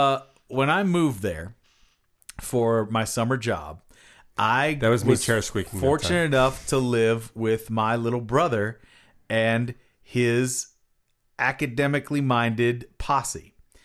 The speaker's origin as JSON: {"language": "English", "region": "Kentucky", "country": "United States", "also_born_or_lived": "Cincinnati, Ohio", "said": "I am from Kentucky."}